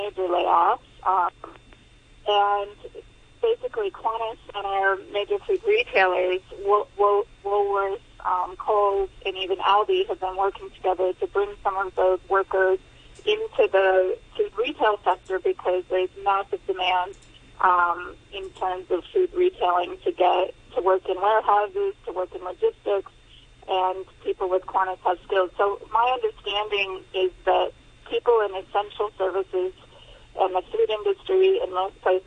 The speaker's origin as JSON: {"language": "English", "country": "United States", "moved": "yes", "lives_now": "Hong Kong", "said": "I'm obviously from there originally. You can tell by my accent"}